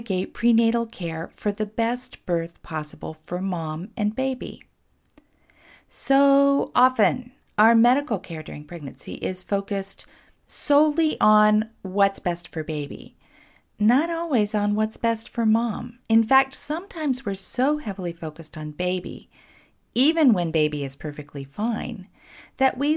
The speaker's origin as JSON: {"language": "English", "town": "Portland", "region": "Oregon", "country": "United States", "tie": "born or raised there", "said": "my hometown, Portland, Oregon."}